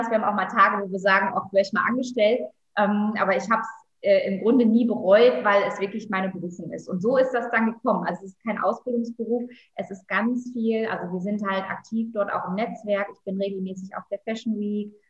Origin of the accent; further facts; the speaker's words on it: Lower Saxony, Germany; wir hatten früher im, äh, ja, in Friesland in, und im kleinen Ort, wo ich aufgewachsen bin, gab es ein Stoffgeschäft